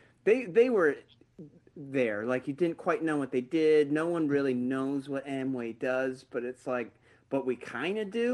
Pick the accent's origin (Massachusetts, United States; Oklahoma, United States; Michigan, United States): Michigan, United States; I'm from Michigan